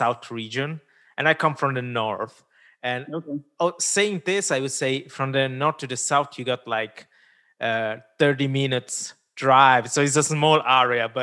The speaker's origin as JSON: {"language": "English", "region": "Ticino", "country": "Switzerland", "tie": "born or raised there", "first_language": "Italian", "second_language": "English", "moved": "as an adult", "said": "as a Indian guy growing up in Switzerland"}